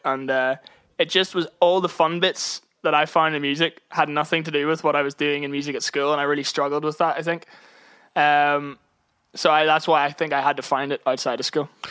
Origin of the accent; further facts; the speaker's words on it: Northern Ireland, United Kingdom; now in London, United Kingdom; being Irish in music in London